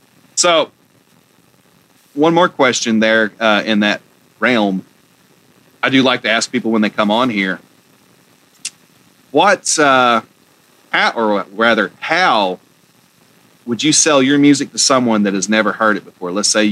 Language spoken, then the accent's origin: English; Georgia, United States; Well, I mean, I'm from Georgia and right below Tennessee